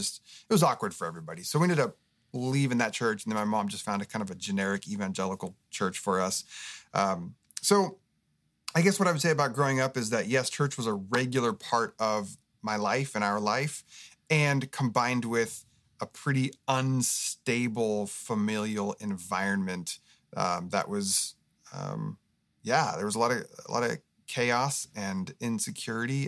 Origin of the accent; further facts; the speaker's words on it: Oregon, United States; now in Southern California, United States; I grew up in Oregon